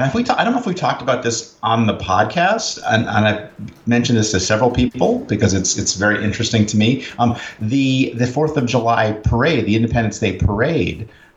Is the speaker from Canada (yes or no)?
yes; Canada; now in United States; our my other Canadian friends